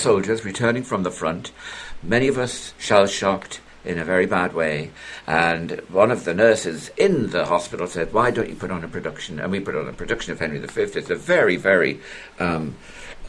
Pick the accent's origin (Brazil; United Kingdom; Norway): United Kingdom; South Shields, North East England; an absolutely devastating air raid on my hometown